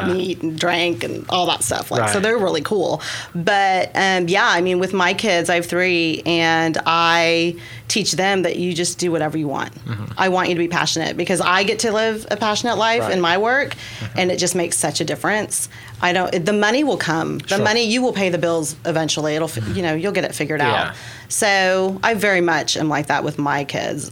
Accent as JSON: {"language": "English", "town": "Kingfisher", "region": "Oklahoma", "country": "United States", "tie": "born or raised there", "said": "I was born in Kingfisher, Oklahoma"}